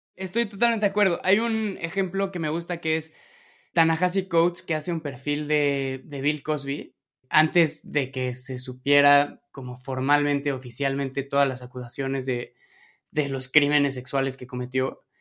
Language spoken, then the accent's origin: Spanish; Mexico City, Mexico; yo como chilango